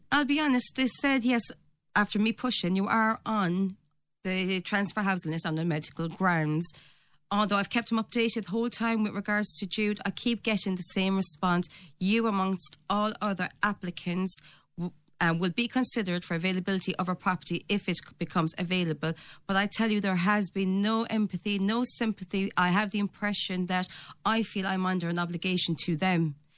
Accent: Ireland; also born or lived in England; now in Doon, Ireland; I came from Tollmagate, proud to be from Tollmagate

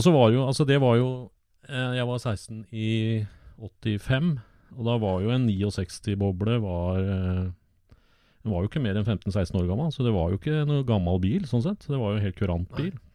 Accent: Åsgårdstrand, Vestfold, Norway; Jeg vokste opp i Åsgårdstrand

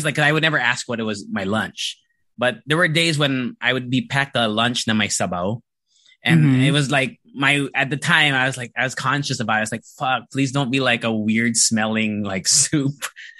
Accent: Japan; I went to an international school when I was growing up in Japan.

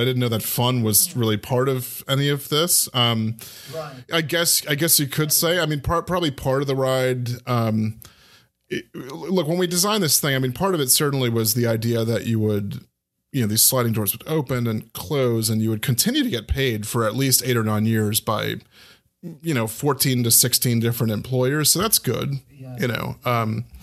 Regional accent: United States

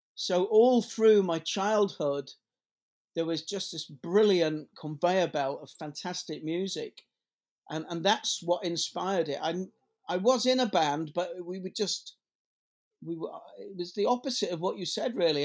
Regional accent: Leeds, Yorkshire and the Humber, United Kingdom; I grew up in Headingley in Leeds

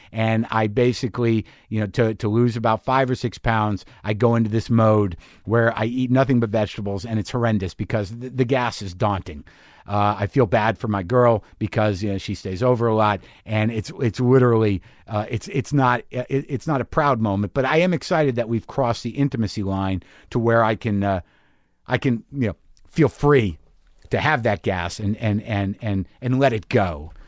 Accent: Albuquerque, New Mexico, United States; my hometown

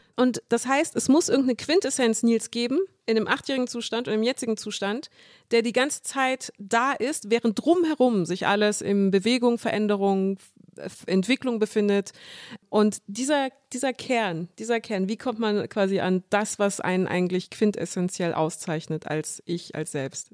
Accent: Munich, Bavaria, Germany; ich bin in München geboren und aufgewachsen

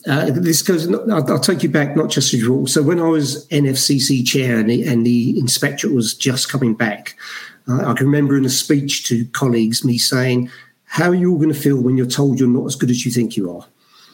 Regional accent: Brixton, London, United Kingdom; We talked about the police a lot growing up in Brixton in the 80s and things like that, never talked about a fire service.

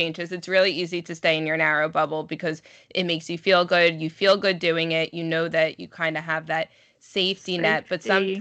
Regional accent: New York, United States; my grandparents, and my cousins live in Boca, but we're from New York

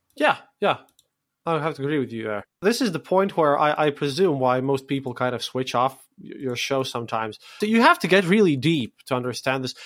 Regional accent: Latvia; my own Latvian audience

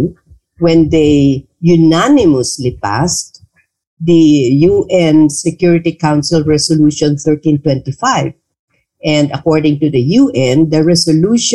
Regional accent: Bangsamoro Autonomous Region in Muslim Mindanao, Philippines; now in Manila, Philippines; I come from the Bangsamoro Autonomous Region of Muslim Mindanao

